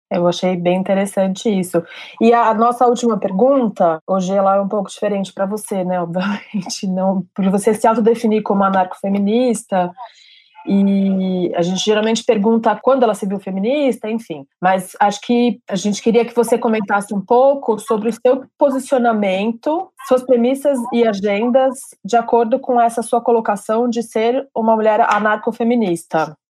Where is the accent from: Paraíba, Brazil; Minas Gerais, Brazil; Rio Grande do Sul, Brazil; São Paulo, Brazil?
São Paulo, Brazil; eu cresci em São Paulo